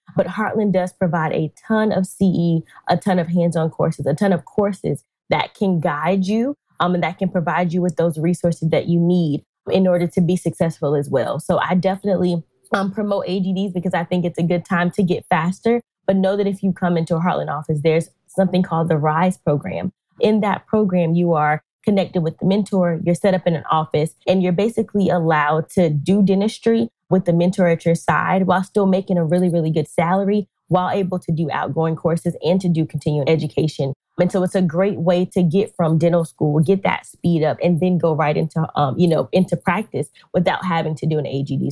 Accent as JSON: {"language": "English", "region": "North Carolina", "country": "United States", "tie": "born or raised there", "said": "I'm originally from North Carolina, born, raised, homegrown"}